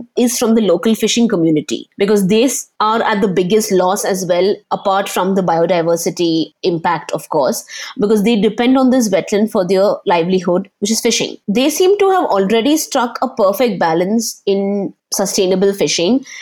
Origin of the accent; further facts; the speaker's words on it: Panvel, Maharashtra, India; Growing up in Panvel, most of my childhood